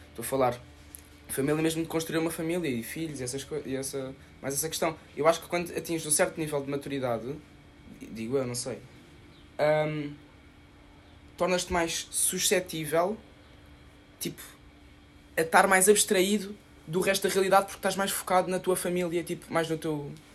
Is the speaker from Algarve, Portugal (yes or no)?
no; Lisbon, Portugal; moved away